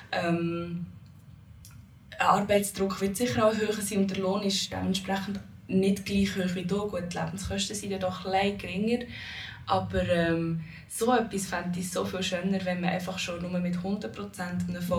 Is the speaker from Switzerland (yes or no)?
yes; Switzerland; meinem Land, wo meine Wurzeln sind, sozusagen, zu Holland. Also ich habe dort mal sechs Monate gelebt, aber bin ich hier in der Schweiz aufgewachsen.